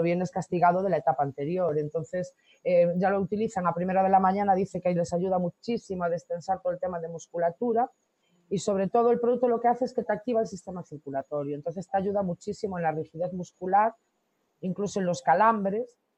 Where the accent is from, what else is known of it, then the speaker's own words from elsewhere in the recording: Corcubión, Galicia, Spain; also born or lived in Canary Islands; Yo nací en Corcubión. Ajá. Y sí, soy, soy de Corcubión, Costa la Muerte.